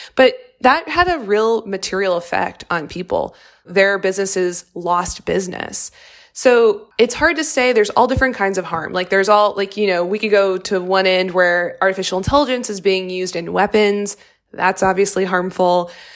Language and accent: English; Louisiana, United States; I'm from Louisiana, which is the highest rate of incarceration in the United States